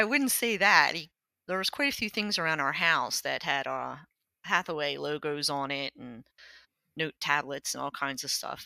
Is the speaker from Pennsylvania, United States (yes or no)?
yes; Lower Merion, Pennsylvania, United States; I grew up in Lower Marion, Pennsylvania.